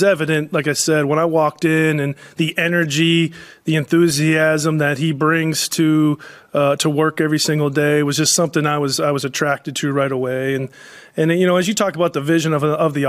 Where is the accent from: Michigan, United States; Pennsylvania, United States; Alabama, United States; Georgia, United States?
Pennsylvania, United States; Pittsburgh; moved away; I grew up in Pittsburgh